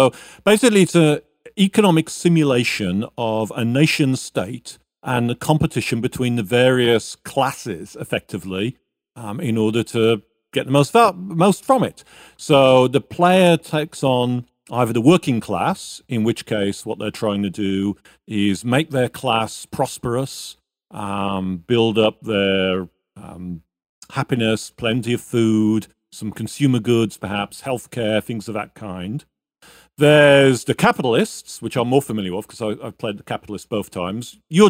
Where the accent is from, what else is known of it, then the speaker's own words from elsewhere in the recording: United States; but I'm also an American, so hegemony is perhaps the word of anyway.